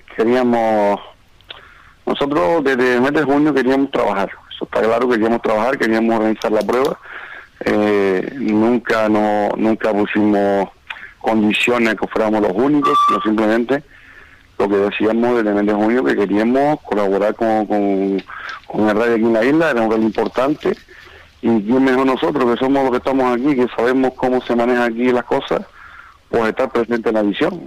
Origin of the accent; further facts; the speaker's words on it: Moya, Canary Islands, Spain; now in Lanzarote, Spain; soy de Moya